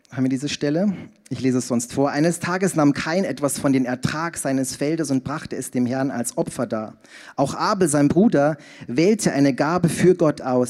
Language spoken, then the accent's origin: German; Passau, Bavaria, Germany; moved away as an adult; also born or lived in Zurich; in Niederbayern, in Passau, in meiner Heimat